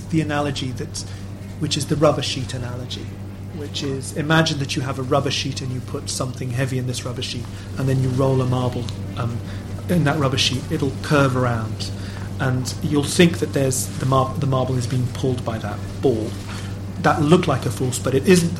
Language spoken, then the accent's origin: English; Lisbon, Portugal; I'm from Portugal. I'm from Lisbon